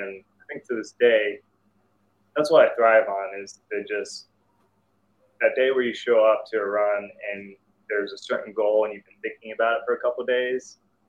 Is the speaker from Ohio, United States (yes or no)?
yes; Salem, Ohio, United States; also born or lived in Morocco; I was born in Morocco. And so my dad's from Salem, Ohio. And then around the mid-90s, he decided he wanted to live back in the U.S. So we moved to good old Salem, Ohio.